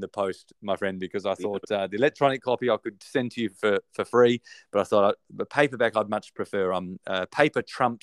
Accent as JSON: {"language": "English", "country": "Australia", "accent": "Australian", "said": "my Australian accent"}